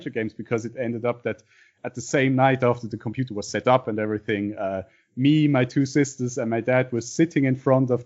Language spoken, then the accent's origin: English; Basel, Basel-Stadt, Switzerland; English is a second language; I'm from Basel, Switzerland.